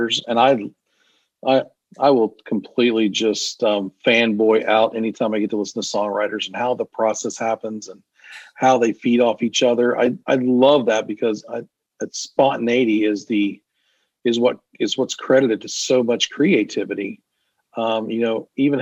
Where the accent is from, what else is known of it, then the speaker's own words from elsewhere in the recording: West Virginia, United States; now in Nashville, United States; I'm a guy from West Virginia